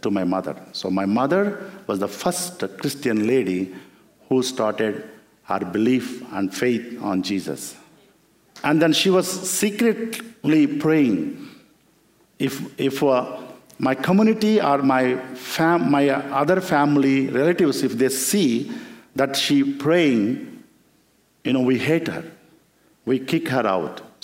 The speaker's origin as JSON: {"language": "English", "country": "India", "said": "I come from that land where our first missionary, Apostle Thomas, who came and who killed by the Hindu people"}